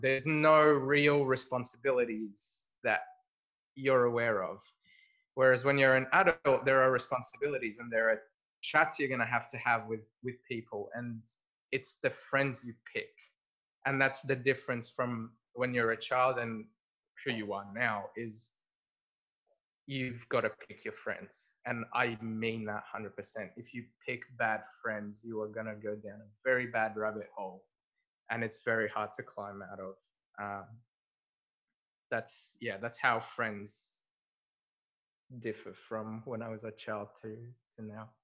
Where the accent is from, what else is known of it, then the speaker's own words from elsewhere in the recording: Egypt; moved away; we grew up in Egypt.